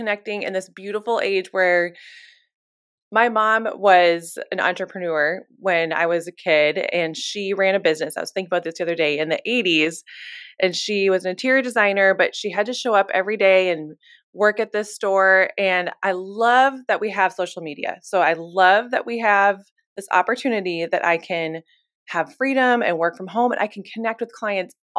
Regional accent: Fargo, North Dakota, United States; moved away as an adult; also born or lived in Nashville, Tennessee; now in Minneapolis, United States; I am originally from North Dakota. I grew up in Fargo, North Dakota my whole life. But the minute I turned 18, I was out of there.

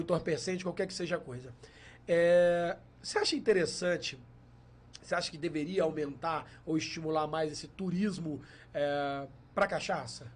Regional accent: Valença, Rio de Janeiro, Brazil; nós somos de Valença, interior do Rio

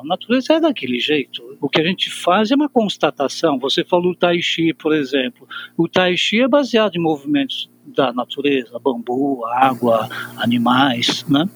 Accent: Brazil; nós que nascemos no Brasil

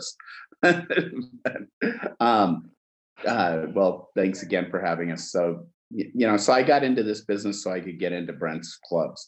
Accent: Washington, United States; also born or lived in Cairo, Egypt; I grew up in a small town in Washington State, and I was born in Egypt in Cairo

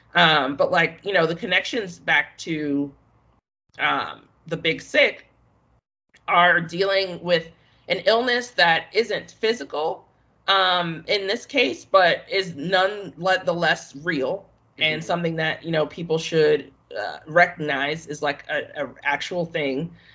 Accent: Chicago, Illinois, United States; I am from the South Side

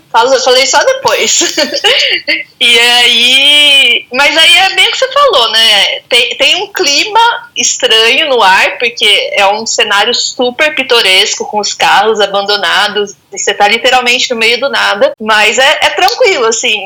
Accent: Araras, São Paulo, Brazil; aqui no interior de São Paulo, passando a quarentena aqui tranquilinha, na minha cidade natal, Araras.

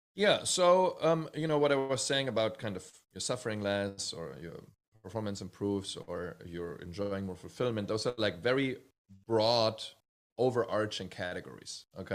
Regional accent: Bad Hersfeld, Hesse, Germany; moved away; also born or lived in Hamburg, Germany; one year after I was born, we moved to a little town called Bad Hersfeld

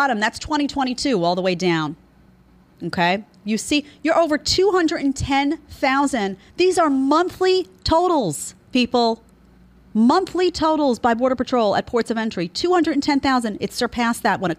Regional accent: New York, United States; I'm a New Yorker. I come from where all of a sudden the whole city is being overtaken by crime

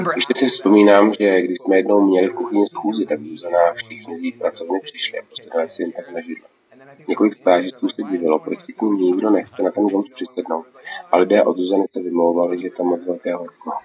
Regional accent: Seattle, Washington, United States; now in Los Angeles, United States; Když jsem jako malý žil v Seattlu

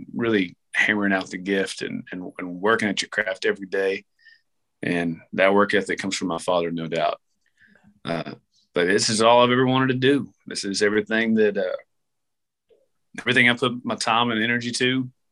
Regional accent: Hereford, Texas, United States; also born or lived in Amarillo, Texas / Lubbock, Texas; I'm from Hereford, Texas. That's where I spent my first 13 years. Then I graduated out of Amarillo, Texas

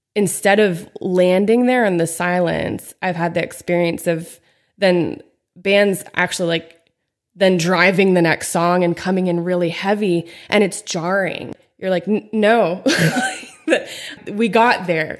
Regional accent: Pennsylvania, United States; moved away as an adult; also born or lived in Steubenville, Ohio; now in Phoenix, United States; I grew up in Pennsylvania, in a really small town

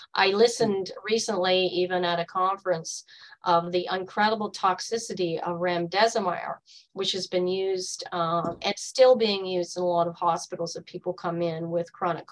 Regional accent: Canada; our own country

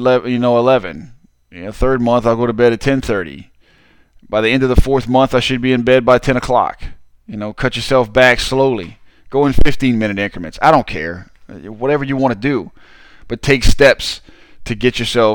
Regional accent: Southern Louisiana, United States; I'm from Southern Louisiana

